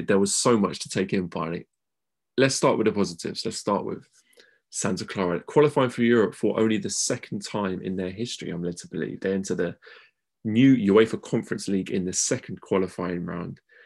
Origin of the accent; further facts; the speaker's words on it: United Kingdom; as British fans